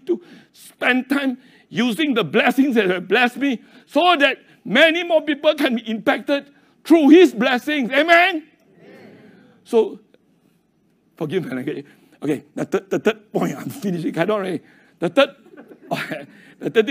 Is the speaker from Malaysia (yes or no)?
yes; Kulim, Kedah, Malaysia; I was born in Kulim